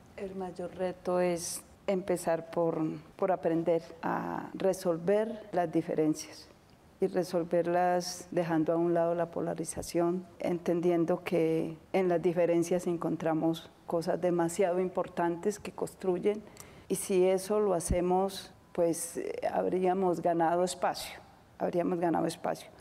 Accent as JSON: {"language": "Spanish", "region": "Antioquia", "country": "Colombia", "said": "como antioqueña"}